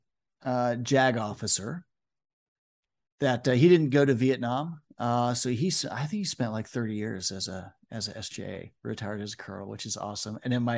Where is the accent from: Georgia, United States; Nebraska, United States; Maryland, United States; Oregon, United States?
Nebraska, United States; Omaha; born there; I was born in Omaha, Nebraska